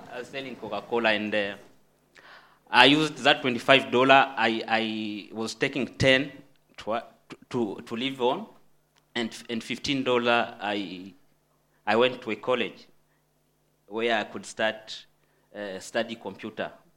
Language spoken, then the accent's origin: English; DR Congo; moved away; I'm um, from the Democratic Republic of Congo, which is in Central Africa